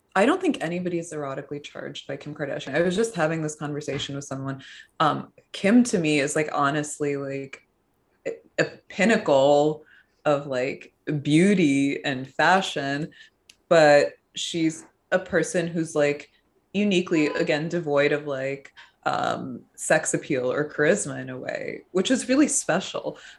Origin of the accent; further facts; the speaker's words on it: suburban New Jersey, United States; growing up in suburban New Jersey